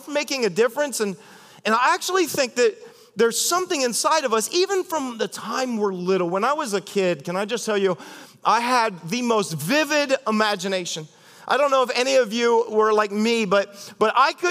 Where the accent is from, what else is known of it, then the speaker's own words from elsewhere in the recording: Ohio, United States; I'm from Ohio